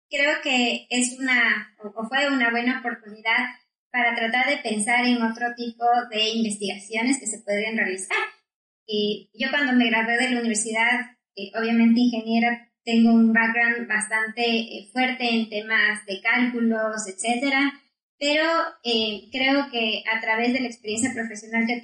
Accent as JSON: {"language": "Spanish", "town": "Quito", "region": "Pichincha", "country": "Ecuador", "tie": "born or raised there", "also_born_or_lived": "London, United Kingdom", "said": "en Ecuador, soy de Quito"}